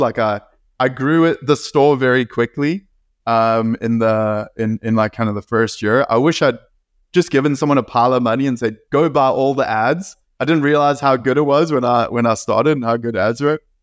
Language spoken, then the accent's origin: English; South Africa; moved away; I grew up in South Africa